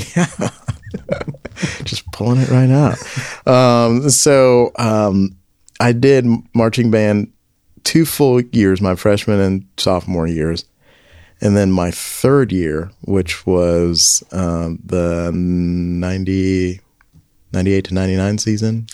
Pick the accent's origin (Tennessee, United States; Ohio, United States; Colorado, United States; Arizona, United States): Tennessee, United States; Memphis; moved away as an adult; I grew up in Memphis